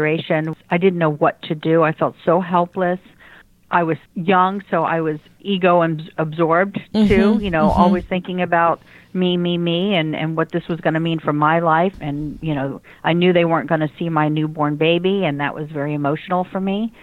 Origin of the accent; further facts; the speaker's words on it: Washington, District of Columbia, United States; now in Lake Worth, United States; I grew up in the Washington, D.C. area